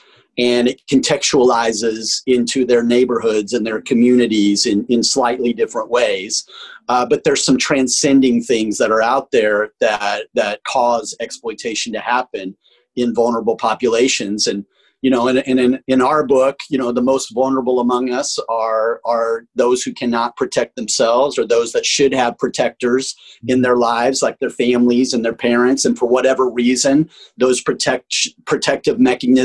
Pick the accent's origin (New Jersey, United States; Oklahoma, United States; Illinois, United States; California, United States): Oklahoma, United States; Tulsa; moved away; also born or lived in Colorado; I'm from Tulsa, Oklahoma, but spent a lot of time in Colorado as well.